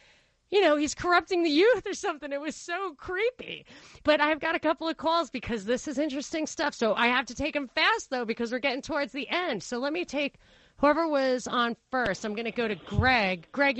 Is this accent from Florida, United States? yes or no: no; New York, United States; I grew up in New York, it was a mafia thing that you kill the patsy.